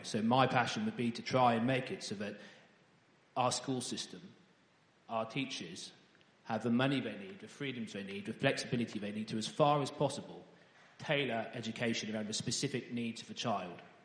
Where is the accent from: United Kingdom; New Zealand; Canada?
United Kingdom; Ely, East of England; I was born in Ely, in Cambridgeshire